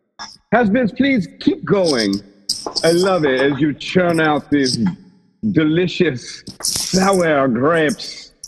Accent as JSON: {"language": "English", "town": "Grand Rapids", "region": "Michigan", "country": "United States", "said": "I'm from Grand Rapids, Michigan."}